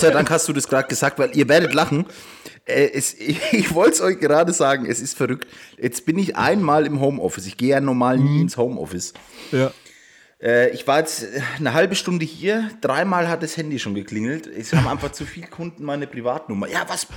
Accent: Waldbüttelbrunn, Bavaria, Germany; Ich bin damals noch zur Schule gegangen und äh, ich komme aus Waldbüttelbrunn

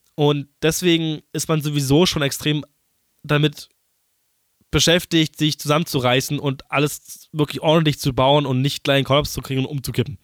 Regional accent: Berlin, Germany; ich bin Berliner

